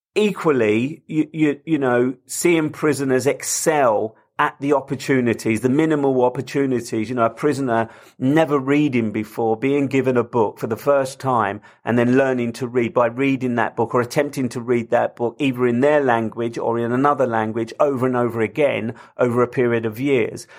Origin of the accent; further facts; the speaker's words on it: London, United Kingdom; I come from London, I live in London